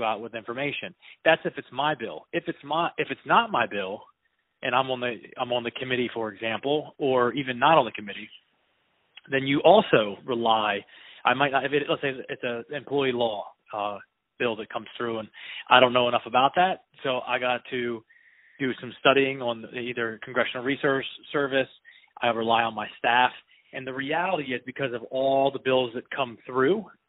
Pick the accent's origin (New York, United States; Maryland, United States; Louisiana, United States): Maryland, United States; Eastern Shore; moved away as an adult; also born or lived in Virginia; I was raised on the Eastern Shore in Maryland